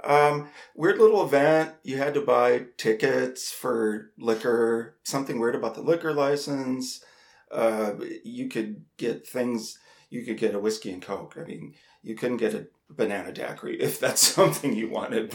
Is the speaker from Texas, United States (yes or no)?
no; North Dakota, United States; I grew up in North Dakota